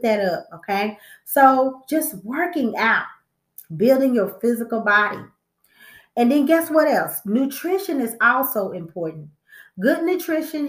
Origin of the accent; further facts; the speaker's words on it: Texas, United States; I'm from Texas.